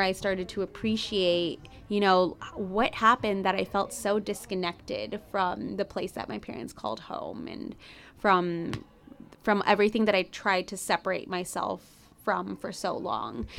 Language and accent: English; Chicago, Illinois, United States; first language Spanish; English is a second language; I grew up in Chicago, Illinois, uh, in Humble Park, which is actually a Puerto Rican neighborhood.